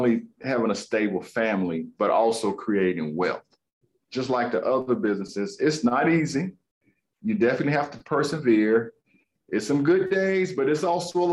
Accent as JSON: {"language": "English", "town": "Greensboro", "region": "North Carolina", "country": "United States", "tie": "born or raised there", "said": "I grown up here in Greensboro"}